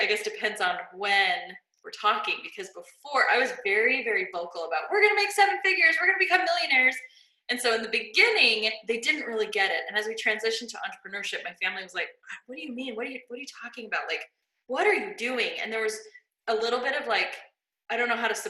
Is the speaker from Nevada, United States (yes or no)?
yes; Las Vegas, Nevada, United States; I grew up in Las Vegas and it was just not a great school.